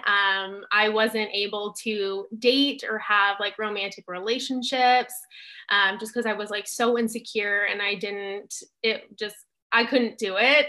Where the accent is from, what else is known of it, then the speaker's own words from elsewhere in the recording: Southern California, United States; I grew up in Southern California